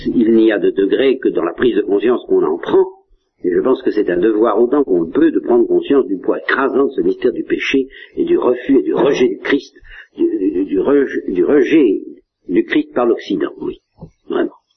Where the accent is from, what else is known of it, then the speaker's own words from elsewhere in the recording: Normandy, France; je suis normand